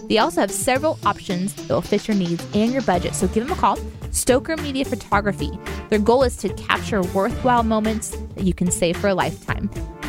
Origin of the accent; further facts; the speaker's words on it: Midwest, United States; born there; I was born in the Midwest.